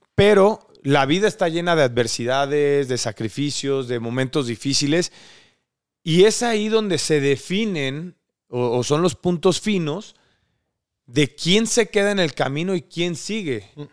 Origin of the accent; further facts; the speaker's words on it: Córdoba, Veracruz, Mexico; nosotros somos de Córdoba, Veracruz.